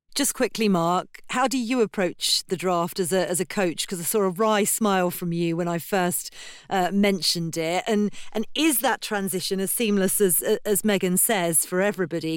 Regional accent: United Kingdom; as a Brit

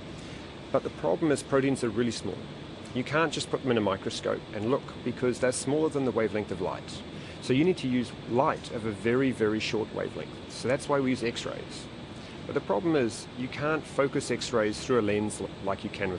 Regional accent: New Zealand; moved away as an adult; also born or lived in Auckland; now in Melbourne, Australia; I'm a Kiwi, I love New Zealand

